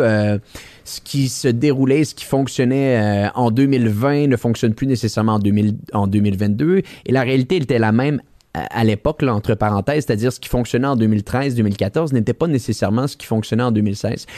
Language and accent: French; Quebec City, Quebec, Canada; Je suis quelqu'un de Québec à la base